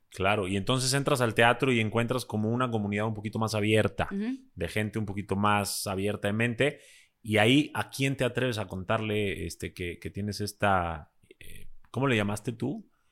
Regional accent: Mexico; yo soy también eh, mexicano-libanés

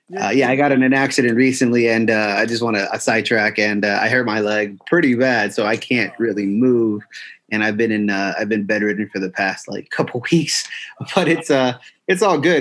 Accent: Los Angeles, California, United States; I grew up in California. I'm from Los Angeles

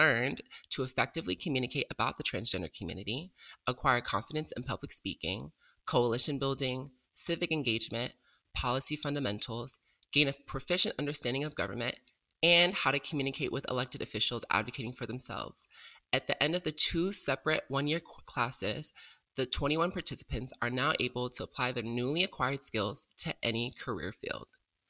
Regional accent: Georgia, United States; my home state of Georgia

